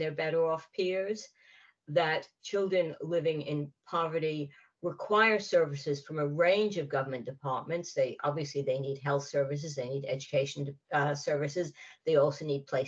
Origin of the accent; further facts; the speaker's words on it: United States; moved away as an adult; also born or lived in California; now in United Kingdom; being American and not having a class-based accent